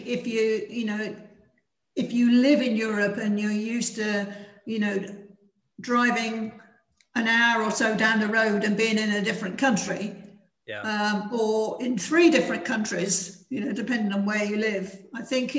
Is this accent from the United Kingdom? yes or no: yes; United Kingdom; moved away as an adult; now in Spain; as a Brit abroad